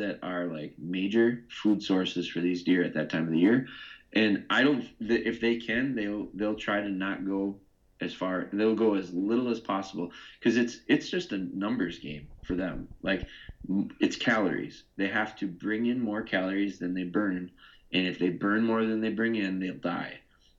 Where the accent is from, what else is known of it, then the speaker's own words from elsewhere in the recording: Midwest, United States; I'm from the Midwest